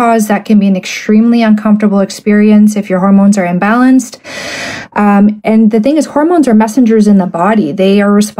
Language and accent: English; Canada; I'm a Canadian medical doctor